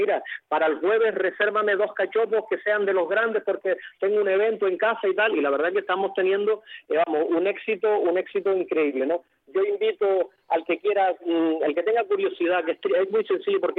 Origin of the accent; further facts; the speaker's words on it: Galicia, Spain; aunque nosotros, mm, no por mi acento, que no se notará, somos gallegos, pero bueno, estamos haciendo patria asturiana